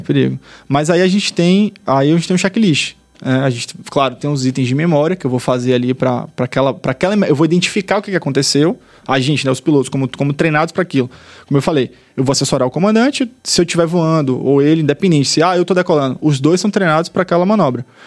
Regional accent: Salvador, Bahia, Brazil; also born or lived in Australia; Eu sou de Salvador, morei no, estudei no boa parte da minha vida

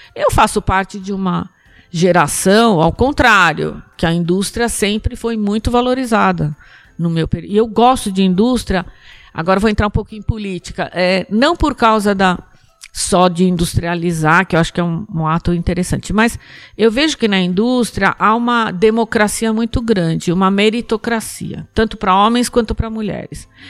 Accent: São Paulo, Brazil; born or raised there

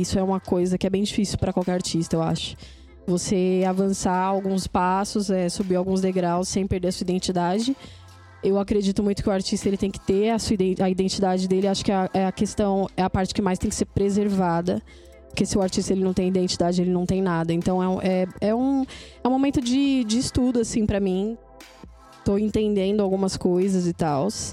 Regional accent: São Paulo, Brazil; sou da Zona Sul também

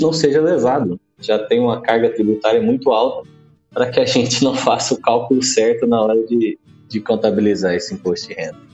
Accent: interior of Goiás, Brazil; now in Goiânia, Brazil; eu sou residente de Goiânia, nascido em Umas, no interior de Goiás. A família veio aqui para Goiânia

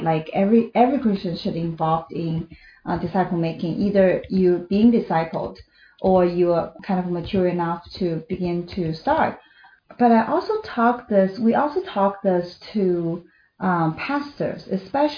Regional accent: China; moved away as an adult; I was born in China, and I spent my first 27 years in China

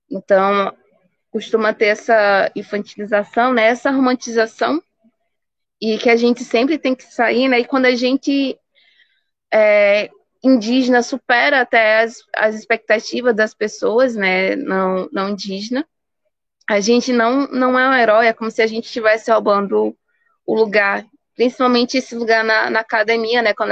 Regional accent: Pernambuco, Brazil; E do porquê do meu território ser 8.100 hectares, e eu digo, não, o território não pertence a …, esse território pertence todo o povo pancararu

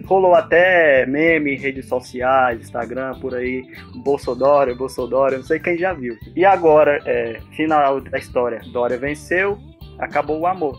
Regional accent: Brazil; nós somos brasileiros

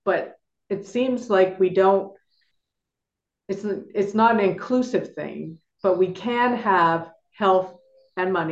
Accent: Toronto, Ontario, Canada; moved away as an adult; now in Nevis, Saint Kitts and Nevis; I am from Toronto originally, and I now live in the Caribbean island of St. Kitts and Nevis

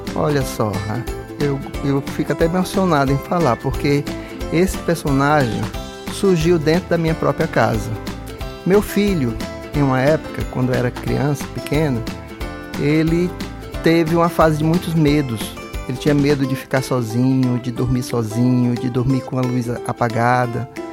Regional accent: Brasília, Federal District, Brazil; moved away; exatamente o local de onde eu vim, né? Lá de Brasília

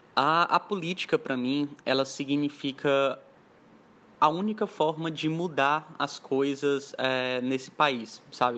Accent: Mossoró, Rio Grande do Norte, Brazil; also born or lived in Caucaia, Ceará; eu sou lá de Calcaia, é uma é uma praia no interior do Ceará, mas eu vim para cá, para Mossoró, com um ano de idade, então praticamente eu sou natural moçoroense

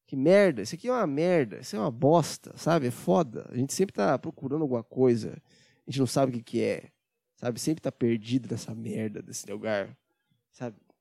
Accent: Brazil; a gente é brasileiro, patriota

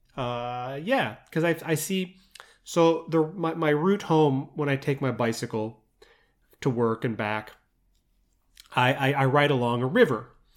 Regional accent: Midwest, United States; moved away; growing up in the Midwest, in the U S

